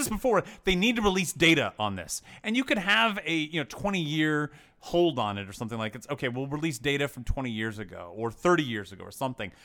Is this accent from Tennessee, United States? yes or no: yes; Tennessee, United States; I grew up in Tennessee